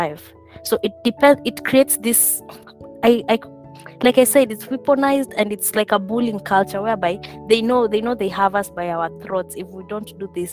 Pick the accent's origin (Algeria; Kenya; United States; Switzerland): Kenya; moved away; I'm from Kenya.